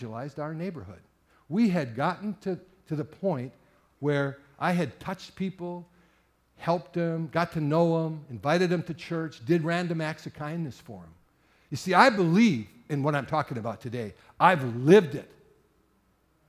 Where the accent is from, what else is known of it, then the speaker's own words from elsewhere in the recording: Sturgeon Bay, Wisconsin, United States; I was raised in Sturgeon Bay back in the 60s